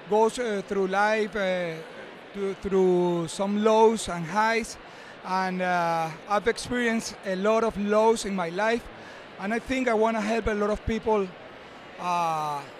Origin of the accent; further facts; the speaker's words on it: Venezuela; I'm from Venezuela.